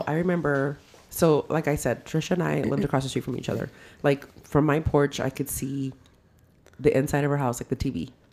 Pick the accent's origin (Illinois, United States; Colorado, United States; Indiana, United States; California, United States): California, United States; Modesto; now in Palmdale, United States; we grew up in South Modesto, and our area was called the OG